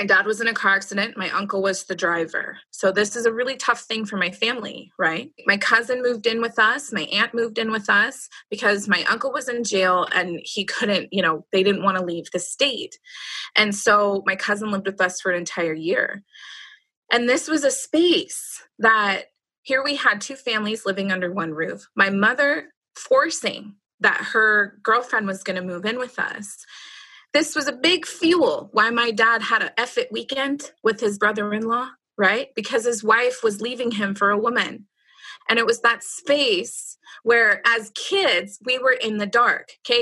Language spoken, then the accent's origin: English; Roseville, California, United States; I grew up in Roseville. It's near Sacramento